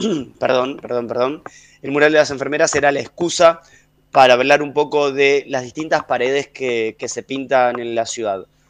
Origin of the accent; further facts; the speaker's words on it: Avellaneda, Buenos Aires Province, Argentina; desde que nací, eh, en Avellaneda